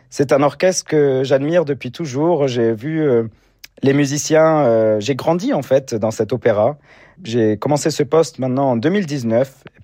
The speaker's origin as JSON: {"language": "French", "town": "Orange", "region": "Provence-Alpes-Côte d'Azur", "country": "France", "tie": "born or raised there", "said": "de partager tous ces concerts ensemble avec un public très enthousiaste dans ma ville natale, c'est également la ville où j'habite."}